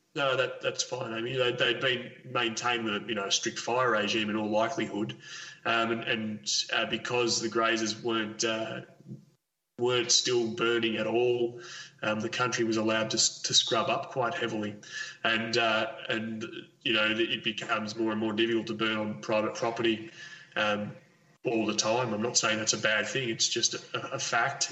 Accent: Cape Otway, Victoria, Australia; also born or lived in Carlton, Victoria; my first memories are really of, of growing up on Cape Otway

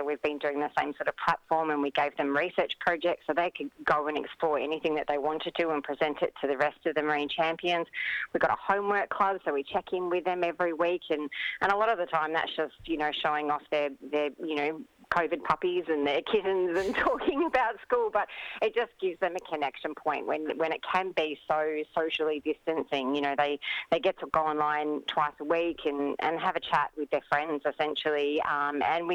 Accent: Mornington Peninsula, Victoria, Australia; I grew up on the Mornington Peninsula

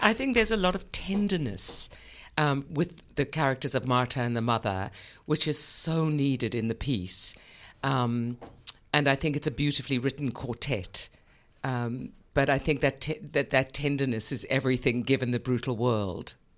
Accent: South Africa; also born or lived in New York; now in Australia; I come from South Africa, which is a very, was a very oppressive regime.

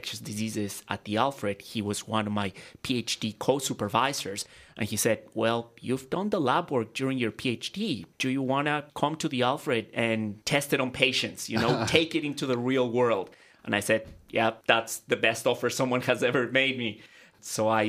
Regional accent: Ecuador; moved away as an adult; now in Australia; I'm originally from Ecuador, and back in Ecuador, I graduated as a medical doctor

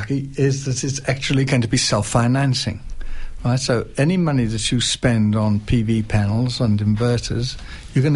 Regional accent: United Kingdom; also born or lived in North Melbourne; now in Macedon Ranges, Australia; I'm British

